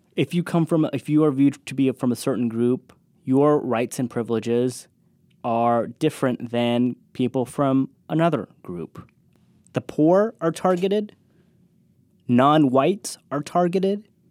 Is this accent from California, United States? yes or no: yes; California, United States; moved away; growing up in California